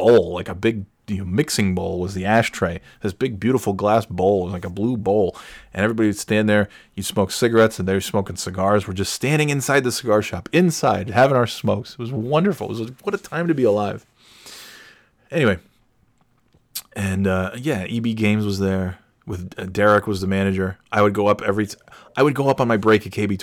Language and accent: English; Burnt Hills, New York, United States; when I was in Burn Hills. It's my hometown